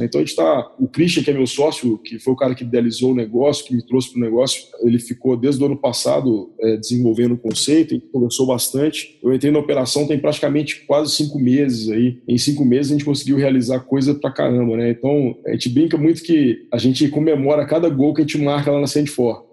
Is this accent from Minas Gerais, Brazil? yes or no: yes; Belo Horizonte, Minas Gerais, Brazil; moved away as an adult; also born or lived in Maranhão / Liège, Belgium / Romania; now in Curitiba, Brazil; Sou mineiro de Belo Horizonte